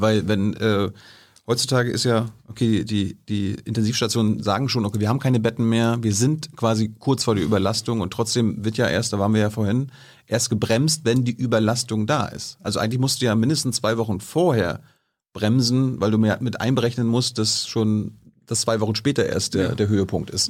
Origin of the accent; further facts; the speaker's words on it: East Germany, Germany; ich bin ja ein Ostdeutscher.